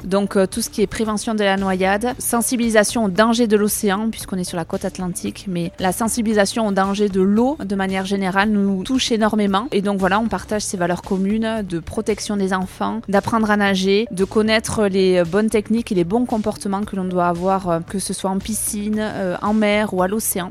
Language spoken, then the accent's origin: French; Capbreton, Nouvelle-Aquitaine, France; on est arrivé en France à Cap-Breton, chez nous